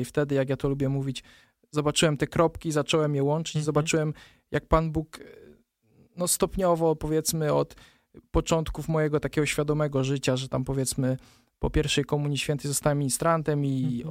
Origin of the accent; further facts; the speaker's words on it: Poland; pochodzę z palotyńskiej parafii Skutna, więc jakby to, że zawsze tam od małego się udzielałem